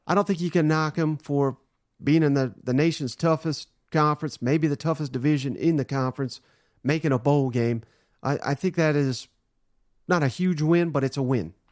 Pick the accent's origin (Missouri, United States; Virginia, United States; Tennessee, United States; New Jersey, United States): Tennessee, United States; Nashville; This is my hometown here